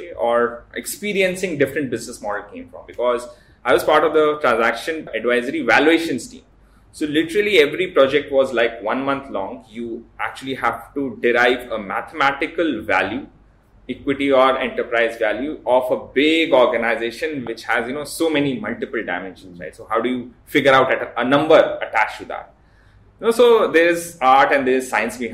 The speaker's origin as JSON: {"language": "English", "town": "Lucknow", "region": "Uttar Pradesh", "country": "India", "tie": "born or raised there", "said": "I was born and brought up in Lucknow."}